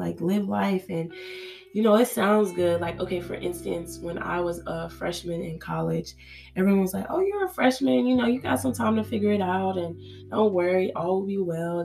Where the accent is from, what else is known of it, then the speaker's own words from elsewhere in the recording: Nigeria; growing up, being a Nigerian girl, Nigerian child